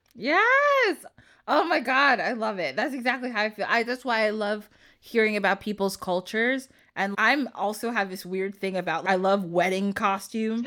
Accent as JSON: {"language": "English", "country": "United States", "said": "I like being American sometimes too"}